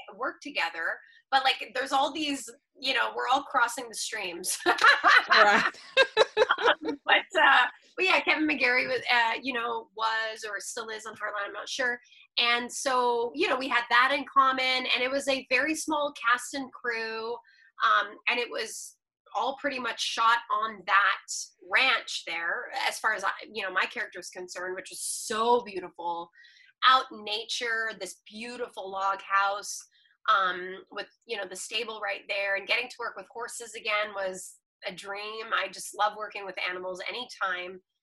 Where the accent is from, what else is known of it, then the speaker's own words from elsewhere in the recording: Montreal, Quebec, Canada; I grew up in Montreal